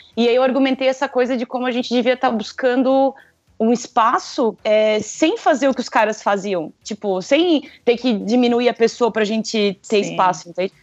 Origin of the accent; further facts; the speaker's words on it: Blumenau, Santa Catarina, Brazil; de Blumenau